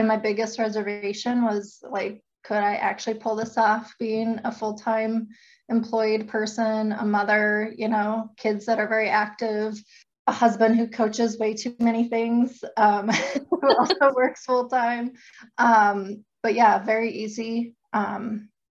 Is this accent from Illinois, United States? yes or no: no; North Dakota, United States; moved away; I'm from North Dakota